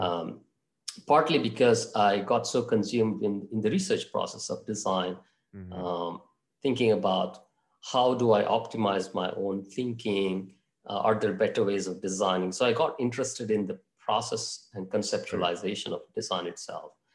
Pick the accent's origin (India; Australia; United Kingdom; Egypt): India; Mangalore, Karnataka; also born or lived in Bangalore; my hometown is actually Mangalore